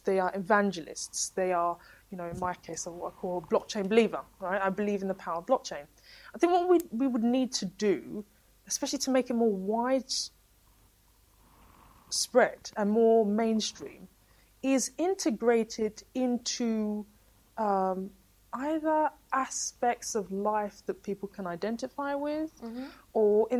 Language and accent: English; Walthamstow, London, United Kingdom; we were growing up in Walthamstow and in the East End and in the inner city